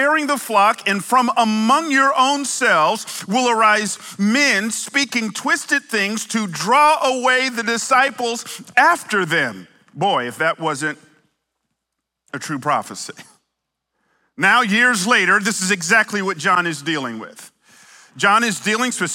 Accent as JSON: {"language": "English", "town": "Atlanta", "region": "Georgia", "country": "United States", "tie": "born or raised there", "also_born_or_lived": "California", "moved": "yes", "said": "I might have moved here from California, but I grew up in Atlanta"}